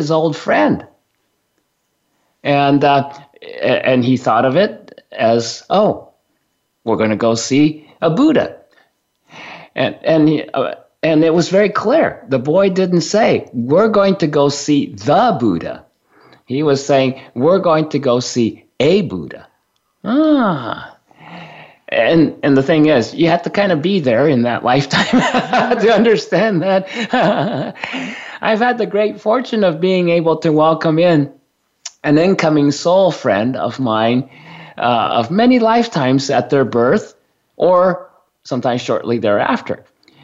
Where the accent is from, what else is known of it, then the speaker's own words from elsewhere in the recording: Japan; now in United States; since I was born and raised in Japan